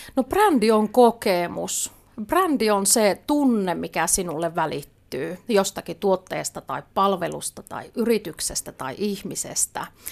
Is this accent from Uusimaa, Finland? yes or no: no; Lapland, Finland; mä oon lappilainen viestintäasiantuntija